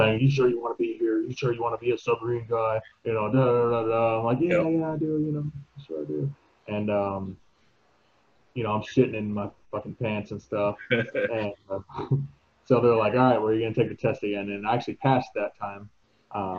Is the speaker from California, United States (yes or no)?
no; Florida, United States; moved away as an adult; also born or lived in Washington; I grew up in Florida